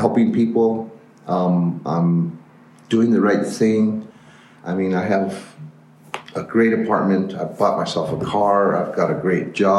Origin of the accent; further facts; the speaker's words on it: Albuquerque, New Mexico, United States; also born or lived in East Mountains, New Mexico; I grew up here in Albuquerque and also in the East Mountains